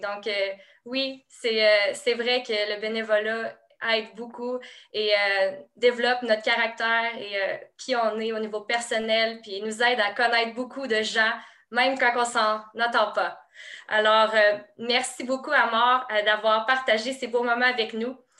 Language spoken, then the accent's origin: French; Quebec, Canada; je suis une Québécoise